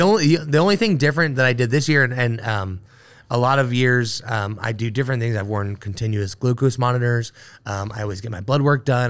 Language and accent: English; Dayton, Ohio, United States; moved away as an adult; now in Cincinnati, United States; I grew up in Dayton, Ohio